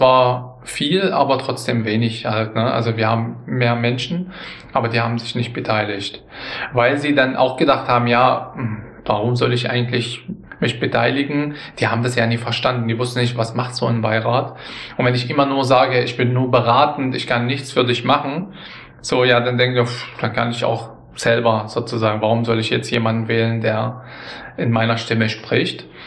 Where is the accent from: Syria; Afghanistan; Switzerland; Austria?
Syria; now in Germany; Ich war auch Syrer. Ich bin dann später eingebürgert wurden.